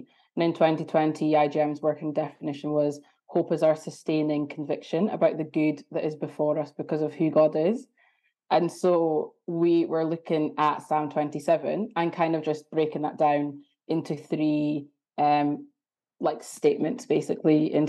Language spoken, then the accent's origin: English; Ghana; also born or lived in Aberdeen; now in Edinburgh, United Kingdom; So I'm from Ghana / Aberdeen, but I'm currently in Edinburgh at the moment.